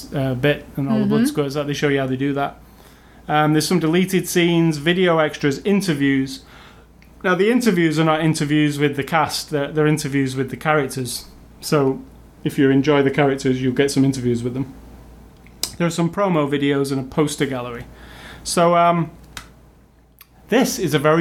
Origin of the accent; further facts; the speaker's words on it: England, United Kingdom; as an English person